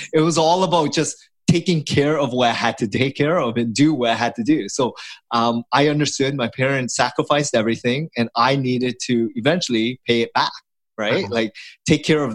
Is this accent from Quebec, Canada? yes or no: no; Toronto, Ontario, Canada; I was born here in Canada, but my parents left the Vietnam War I'm the fourth child of an immigrant family, and we didn't have anything growing up